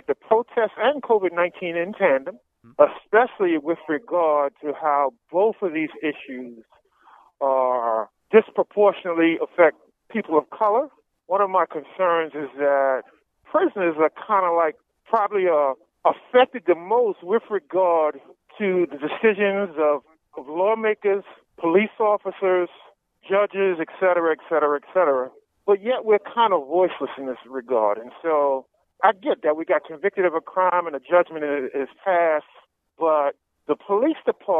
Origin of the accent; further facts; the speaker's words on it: New York City, New York, United States; I grew up in Washington Heights, which is just above Harlem